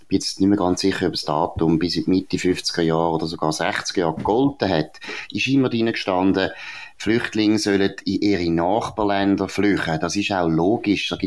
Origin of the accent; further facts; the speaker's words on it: Switzerland; vielleicht tönt das jetzt ein bisschen unbescheiden als Schweizer